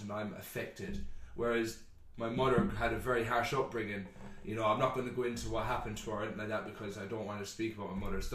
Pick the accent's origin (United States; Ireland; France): Ireland; growing up in Ireland, you're used to funerals every feckin' weekend